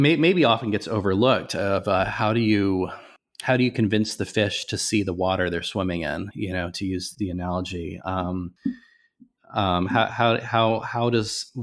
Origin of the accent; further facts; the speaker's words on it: Nebraska, United States; I grew up in Nebraska, so I'm not too far from Kansas.